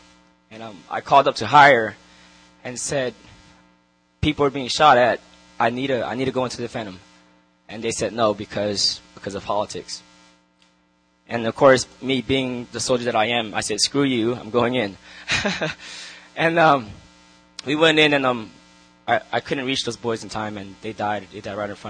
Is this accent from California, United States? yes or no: yes; Long Beach, California, United States; I grew up in Long Beach, in the city of Long Beach, in the hood